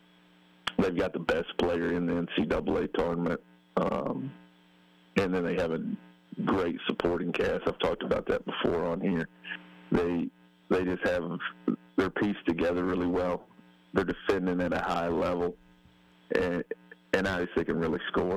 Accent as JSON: {"language": "English", "region": "Kentucky", "country": "United States", "tie": "born or raised there", "moved": "as an adult", "lives_now": "Alabama, United States", "said": "I'm from Kentucky, which is the mecca of hoops, you know, and I grew up that way"}